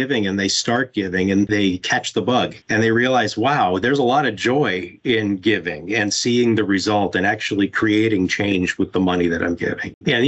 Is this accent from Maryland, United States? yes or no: no; Florida, United States; From a personal perspective, I grew up in Broward. My family moved here in 1977.